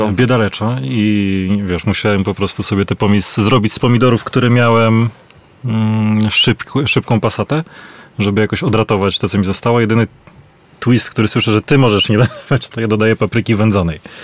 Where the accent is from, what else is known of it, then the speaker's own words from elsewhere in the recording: Legionowo, Masovian Voivodeship, Poland; w mieście, z którego pochodzę